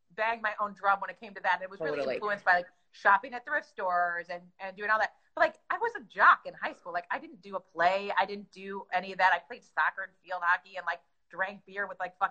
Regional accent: St. Louis, Missouri, United States; moved away as an adult; also born or lived in Chicago, Illinois / Peoria, Illinois; now in Los Angeles, United States; I grew up in St. Louis

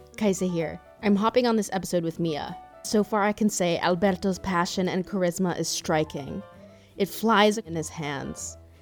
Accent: San Francisco Bay Area, California, United States; I'm from the Bay Area, and my dad spent his entire career in the Silicon Valley tech industry.

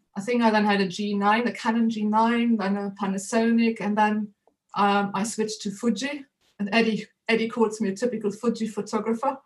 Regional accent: Germany; English is a second language; moved away as an adult; now in United Kingdom; I'm not originally or a native of this of the United Kingdom, but uh, originally from Germany. But I've been in the UK nearly 30 years now.

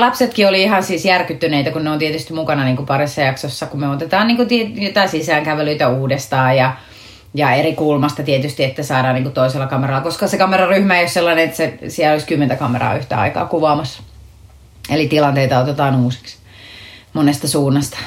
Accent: Akaa, Pirkanmaa, Finland; also born or lived in Tampere; mä oon syntynyt täällä Tampereella, mutta sitten mä oon, mä oon niin lapsuuteni asunut tuossa Akaa Viialassa, eli Viialan kylässä, semmoisessa siis 5000 asukkaan kylässä, kunnes sitten mä olin 14 kasiluokalle, me muutettiin takaisin Tampereelle

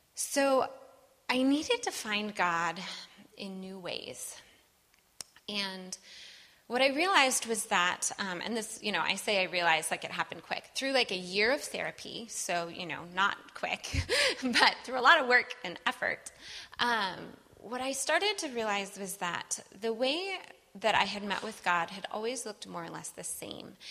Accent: Wisconsin, United States; I'm from Wisconsin

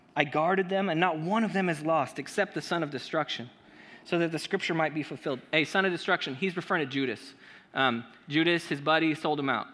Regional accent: Chula Vista, California, United States; also born or lived in Gardena, California; I was raised in Gardena, California, uh, a couple blocks away from Compton, um, until I was in fourth grade when my family moved me to Chula Vista

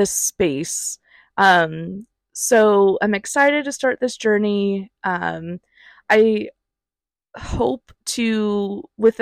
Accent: Ohio, United States; I'm originally from Ohio, born and raised there

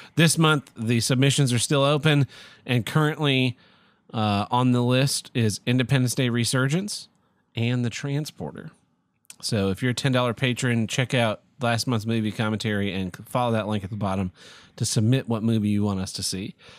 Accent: Oklahoma, United States; I'm from Oklahoma

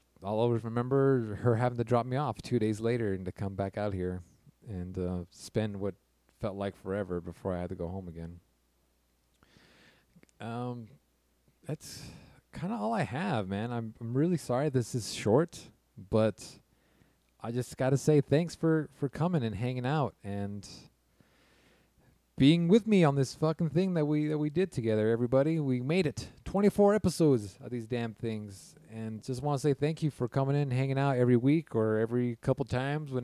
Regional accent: California, United States; I'm from California

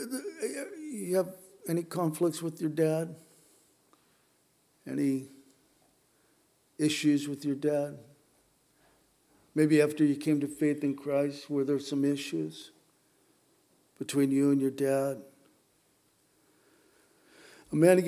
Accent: San Diego, California, United States; I was raised in San Diego

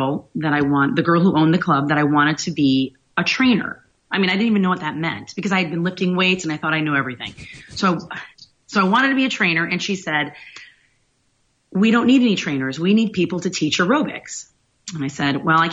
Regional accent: Griffith, Indiana, United States; moved away as an adult; also born or lived in Gary, Indiana / Decatur, Illinois / Chicago, Illinois; now in Boca Raton, United States; I grew up in Indiana. So I was born in Gary, Indiana, and I grew up in Griffith, Indiana

